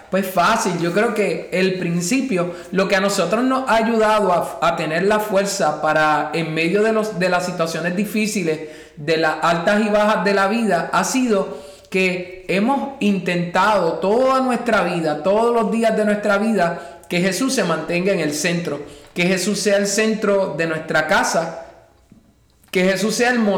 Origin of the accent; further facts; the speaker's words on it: Puerto Rico; moved away as an adult; venimos de Puerto Rico y yo estaba acostumbrado a trabajar normalmente como normalmente se trabaja, desde las 8 hasta las 3 de la tarde y llegar aquí y al no tener el idioma